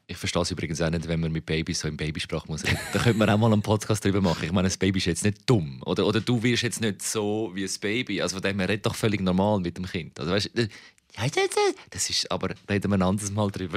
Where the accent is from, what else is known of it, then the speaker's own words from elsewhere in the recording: Switzerland; wir Schweizer